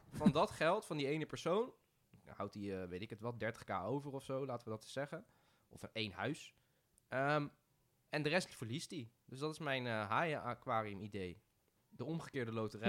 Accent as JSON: {"language": "Dutch", "town": "Rotterdam", "region": "South Holland", "country": "Netherlands", "said": "ik kom uit Rotterdam"}